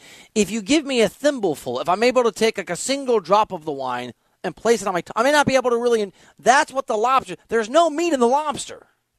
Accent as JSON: {"language": "English", "region": "Iowa", "country": "United States", "moved": "yes", "said": "because I'm from Iowa."}